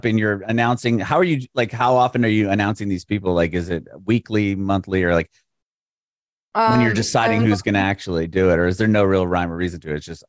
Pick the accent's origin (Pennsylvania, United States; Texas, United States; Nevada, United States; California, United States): California, United States; San Diego; now in Nashville, United States; I moved to Nashville recently. I'm from San Diego.